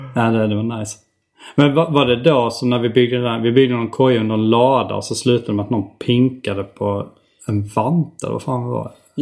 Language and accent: Swedish; Hjärup, Skåne, Sweden; also born or lived in Staffanstorp; vi kom från ett ställe där det var liksom kuddar